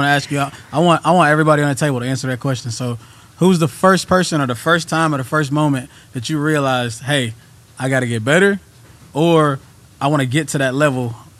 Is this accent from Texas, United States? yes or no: yes; Texas, United States; I can tell you got an accent. Where are you from? And I'm like, Texas.